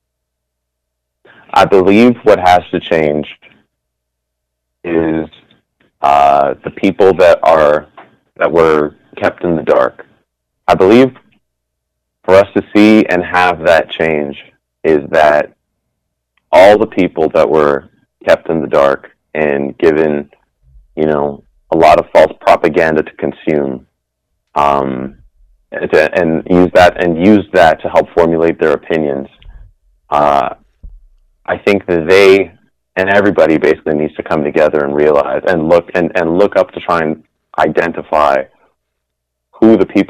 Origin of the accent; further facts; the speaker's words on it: Canada; We're so Canadian